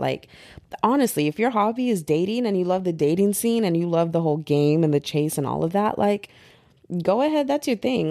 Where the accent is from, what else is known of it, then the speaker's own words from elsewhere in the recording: United States; also born or lived in Texas; I'm American